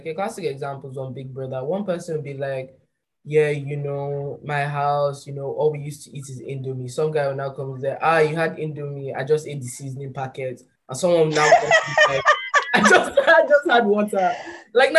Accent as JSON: {"language": "English", "region": "London", "country": "United Kingdom", "tie": "born there", "said": "And it's like, I was born in London, fuck you talking about, like stuff like that."}